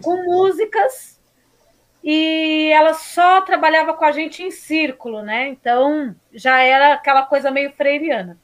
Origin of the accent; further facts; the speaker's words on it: São Paulo, Brazil; also born or lived in Suzano; now in Poá, Brazil; nascida e criada na Zona Leste, em Guaianazes